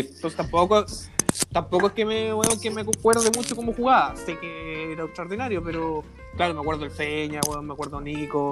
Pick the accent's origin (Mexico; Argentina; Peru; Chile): Chile; uno igual orgulloso como chileno